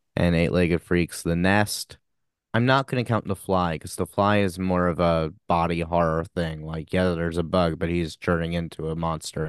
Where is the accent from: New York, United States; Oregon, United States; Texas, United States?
New York, United States; Long Island; We're both from Long Island